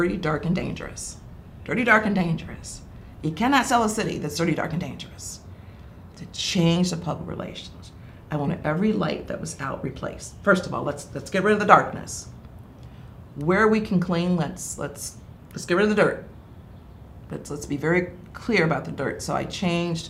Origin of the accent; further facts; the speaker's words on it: Thornhill Drive, Ohio, United States; also born or lived in Deep South; I grew up on Thornhill Drive